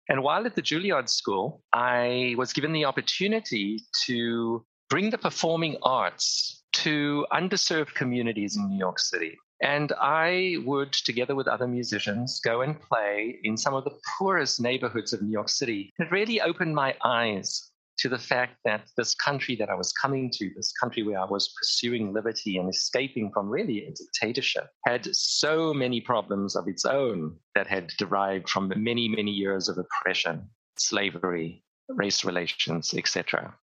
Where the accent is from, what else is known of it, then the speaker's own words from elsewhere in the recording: Cape Town, Western Cape, South Africa; I grew up in Cape Town, South Africa, at the height of the apartheid regime